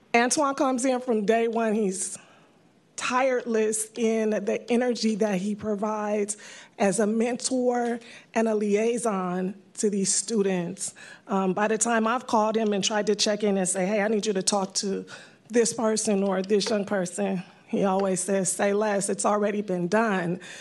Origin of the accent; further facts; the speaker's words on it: San Francisco, California, United States; I am a native San Franciscan I grew up in the Fillmore District